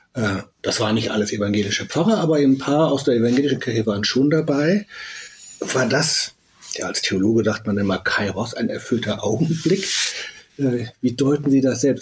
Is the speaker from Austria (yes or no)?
no; West Germany, Germany; also born or lived in Berlin; selber äh, in Westdeutschland geboren, aufgewachsen